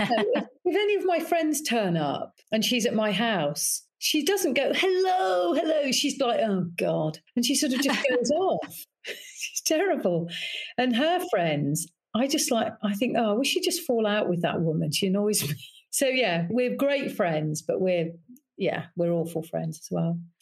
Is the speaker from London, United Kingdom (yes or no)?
no; Leicester, East Midlands, United Kingdom; moved away as an adult; I come from the Midlands